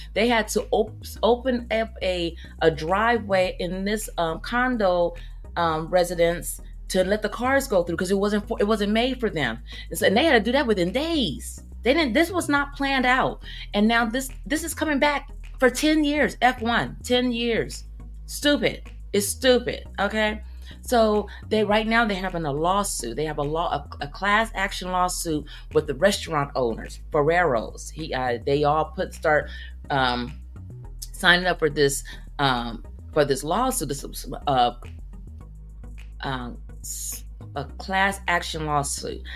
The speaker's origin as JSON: {"language": "English", "town": "Oakland", "region": "California", "country": "United States", "moved": "yes", "lives_now": "Las Vegas, United States", "said": "I am originally originally from Oakland, California, but um, I live in Vegas"}